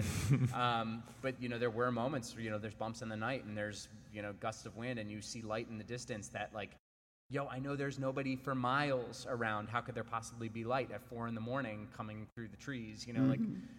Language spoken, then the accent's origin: English; New Jersey, United States; I grew up in New Jersey.